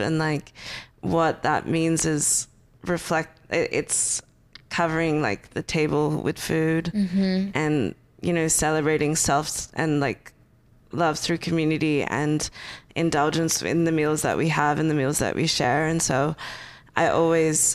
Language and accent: English; Perth, Western Australia, Australia; moved away as an adult; now in Los Angeles, United States; I grew up in Perth, and so it's always sunny